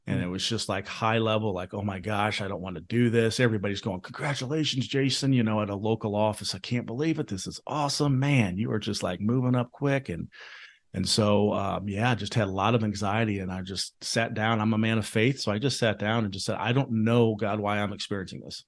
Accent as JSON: {"language": "English", "town": "Jacksonville", "region": "Illinois", "country": "United States", "tie": "born or raised there", "also_born_or_lived": "South Carolina / Chicago", "moved": "as an adult", "said": "growing up in jacksonville illinois right outside of springfield"}